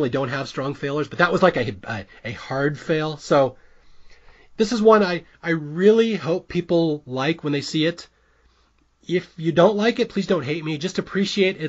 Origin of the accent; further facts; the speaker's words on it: Seattle, Washington, United States; I'm also from Seattle